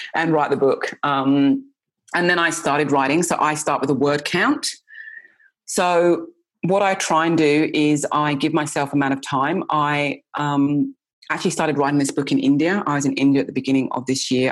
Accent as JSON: {"language": "English", "region": "England", "country": "United Kingdom", "tie": "born or raised there", "said": "I grew up in England"}